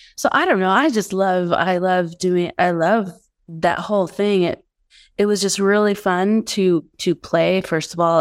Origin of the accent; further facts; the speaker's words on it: Denver, Colorado, United States; moved away as an adult; also born or lived in Santa Fe, New Mexico / Los Angeles; I grew up in Denver.